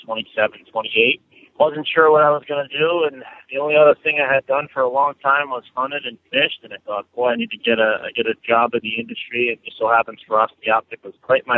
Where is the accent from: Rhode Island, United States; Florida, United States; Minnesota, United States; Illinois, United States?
Rhode Island, United States; Cranston; I'm actually from Cranston, Rhode Island.